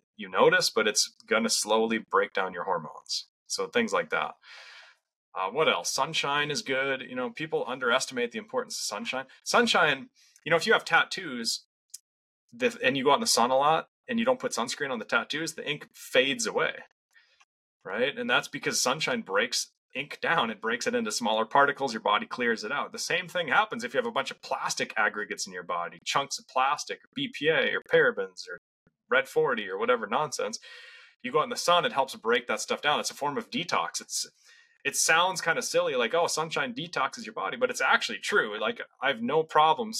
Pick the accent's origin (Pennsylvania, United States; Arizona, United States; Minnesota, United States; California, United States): Minnesota, United States; Western; I grew up in Western Minnesota in farm country